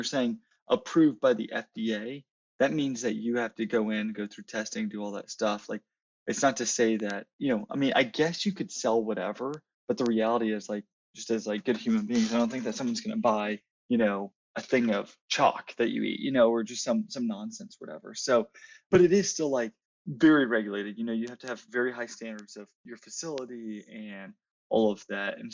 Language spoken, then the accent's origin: English; Dallas-Fort Worth area, Texas, United States; I am from the Dallas-Fort Worth area